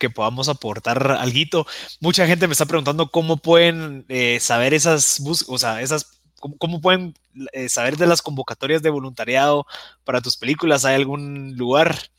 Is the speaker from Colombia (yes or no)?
no; Guatemala; los guatemaltecos